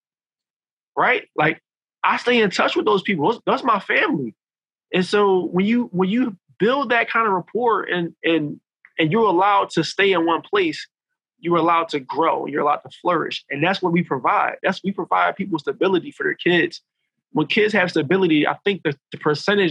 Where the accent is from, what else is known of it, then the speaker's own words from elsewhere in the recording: Philadelphia, Pennsylvania, United States; I grew up in a section of North Philly called Logan.